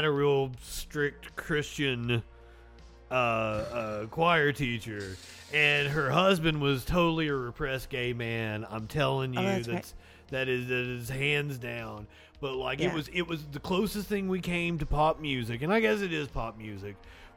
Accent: Pike County, Kentucky, United States; moved away; I'm from Pike County, Kentucky

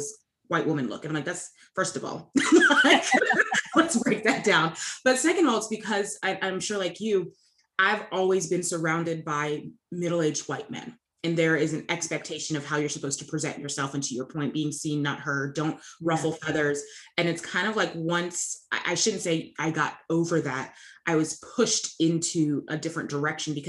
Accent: North Carolina, United States; where I grew up in North Carolina

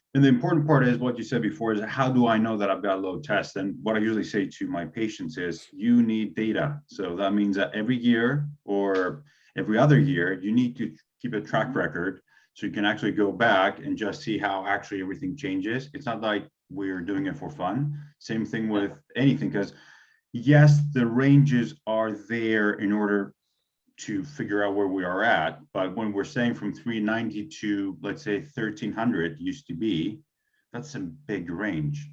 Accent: Greece; being Greek

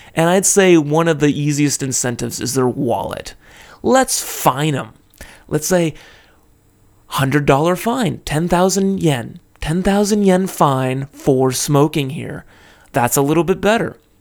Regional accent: California, United States; now in Japan; in the U S, my home state of California

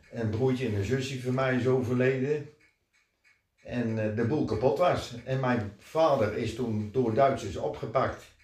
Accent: Netherlands; Nee. Ik ben echt een Hollander.

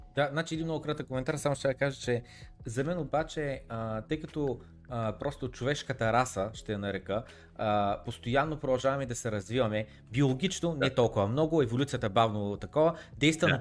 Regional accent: Varna, Varna Province, Bulgaria; аз съм от Варна

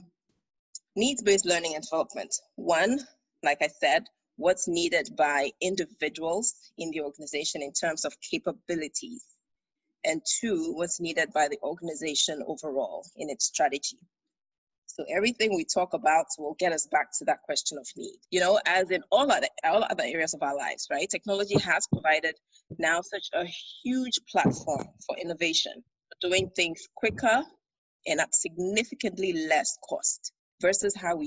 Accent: Accra, Greater Accra, Ghana; moved away as an adult; also born or lived in Minnesota, United States / United Kingdom; I am Ga, I'm from Ustu, and so you can't take me away from my Ga Kinki

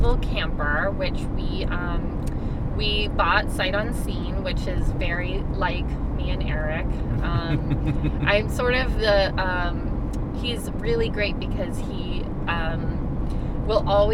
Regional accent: Pittsburgh, Pennsylvania, United States; moved away as an adult; also born or lived in Philadelphia; I grew up in Pittsburgh, PA, but I really feel like I'm from Philadelphia because I spent the last 8 years of my life there

